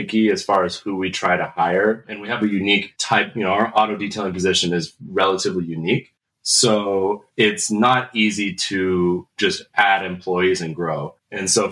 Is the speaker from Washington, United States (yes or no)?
yes; Lynnwood, Washington, United States; I am from the Seattle, Washington area, more specifically up in the North End, up in like the Lynnwood, Mukilteo area.